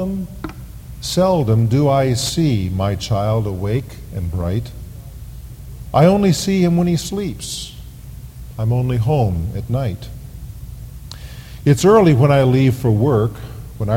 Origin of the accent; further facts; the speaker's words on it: United States; We live in the Mecca of materialism, the United States of America. Our nation is considered the promised land